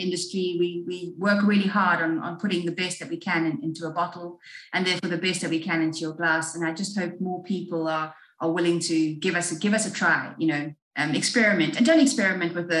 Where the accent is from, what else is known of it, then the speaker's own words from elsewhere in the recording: South Africa; I am South African born and bred